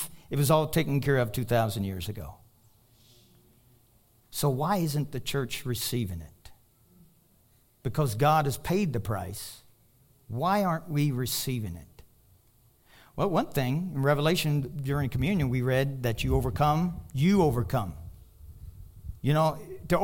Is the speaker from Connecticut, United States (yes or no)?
no; Kentucky, United States; now in Colorado, United States; I'm from Kentucky.